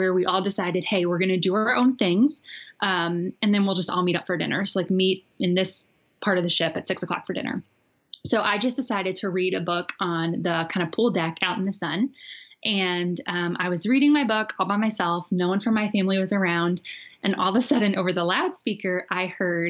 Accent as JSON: {"language": "English", "area": "Long Island", "region": "New York", "country": "United States", "moved": "as an adult", "lives_now": "Charlotte, United States", "said": "I'm originally from Long Island, New York"}